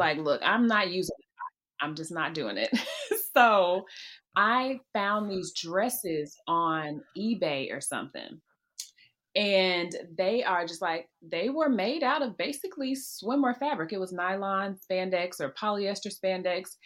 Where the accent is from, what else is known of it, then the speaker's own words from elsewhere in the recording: Memphis, Tennessee, United States; I'm from Memphis.